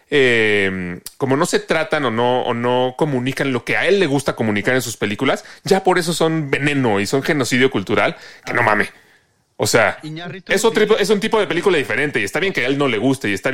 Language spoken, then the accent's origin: Spanish; Mexico; solo me, me, me, responden o me dicen pretencioso porque soy mexicano. Si yo fuera de Dinamarca, sería un filósofo que no mame.